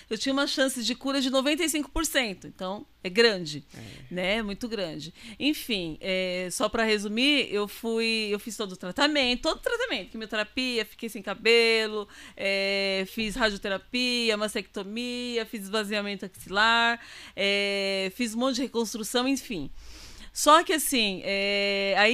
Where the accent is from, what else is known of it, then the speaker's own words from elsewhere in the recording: Itaquaquecetuba, São Paulo, Brazil; Nós somos de Itacoaxetuba.